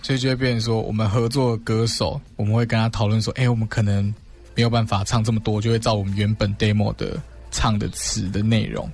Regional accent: southern Taiwan, Taiwan; 我们两个都是在比较南部的乡下长大的

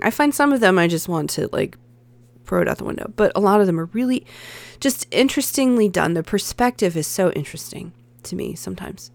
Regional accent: the American South, United States; I'm a Southerner

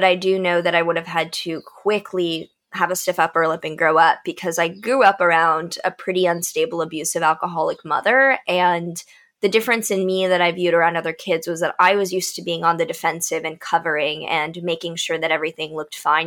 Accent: Texas, United States; growing up in Texas

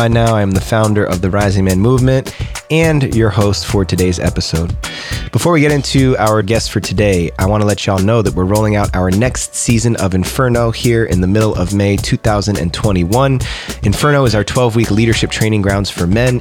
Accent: United States; now in California, United States; growing up on the East Coast, right outside of New York City

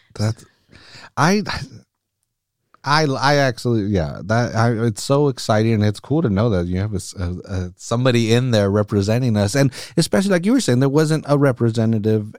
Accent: Salinas, California, United States; I'm born and raised in Salinas as well.

